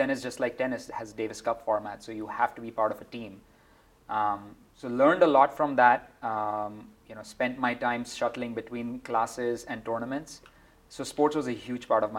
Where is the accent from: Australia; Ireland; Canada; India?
India; moved away as an adult; also born or lived in Mumbai / Georgia Tech, Atlanta, United States; now in United States; I never really had ever imagined I would be working in sports growing up in India.